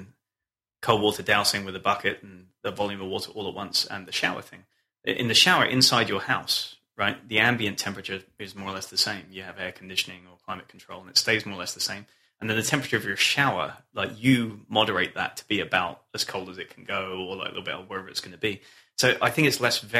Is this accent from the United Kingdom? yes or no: yes; England, United Kingdom; moved away as an adult; also born or lived in Scotland; now in North Carolina, United States; I'm from a cold place, right? I grew up in England and then went to university in Scotland